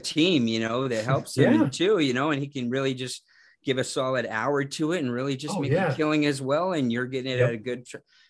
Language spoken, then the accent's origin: English; Phoenix, Arizona, United States; We're from Phoenix.